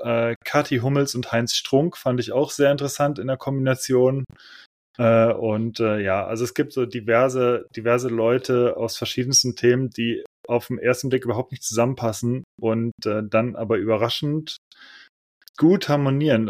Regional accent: Cologne, North Rhine-Westphalia, Germany; moved away; in meiner Heimatstadt in Köln

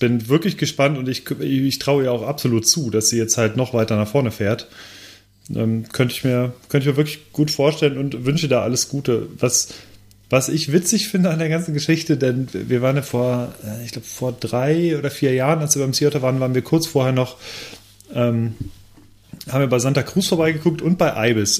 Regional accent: Lemgo, North Rhine-Westphalia, Germany; ich komme aus Lemgo

